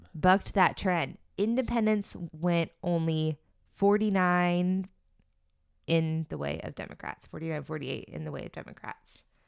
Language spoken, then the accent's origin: English; Florida, United States; I'm from Florida